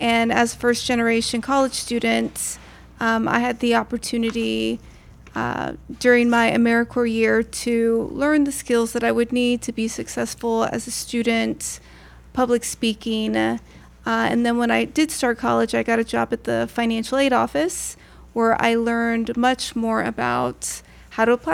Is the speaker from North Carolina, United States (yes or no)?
no; San Antonio, Texas, United States; now in San Marcos, United States; I did grow up in San Antonio, and I went through the public school system there